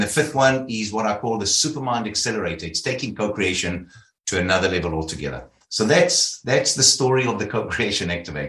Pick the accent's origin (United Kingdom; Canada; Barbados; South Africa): South Africa; I started off in South Africa. You'll hear about my accent.